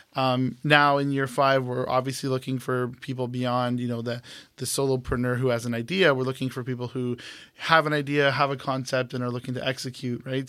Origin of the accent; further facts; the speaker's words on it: Brampton, Ontario, Canada; moved away as an adult; now in Toronto, Canada; I moved back home after O C A D for about a year. That's when I was freelancing. Um, I'm from Brampton